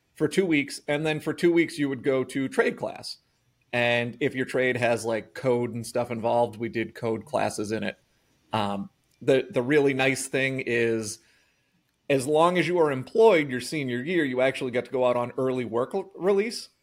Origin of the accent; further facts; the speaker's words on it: Norton, Massachusetts, United States; I grew up in Norton